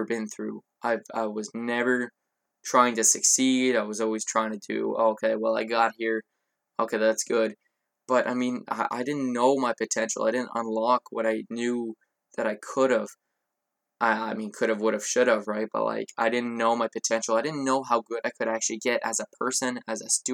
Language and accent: English; Canada; I'm Canadian